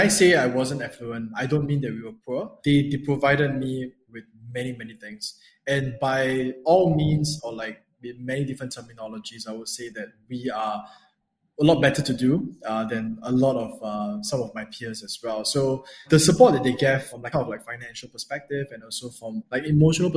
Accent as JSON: {"language": "English", "country": "Singapore", "tie": "born or raised there", "said": "So I'm from Singapore. So I was born and raised here"}